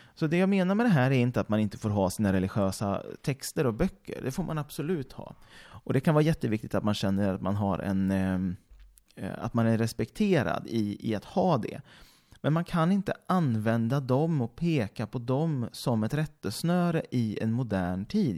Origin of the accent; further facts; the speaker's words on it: Mariestad, Västra Götaland, Sweden; moved away; i Mariestad, där jag kommer ifrån också givetvis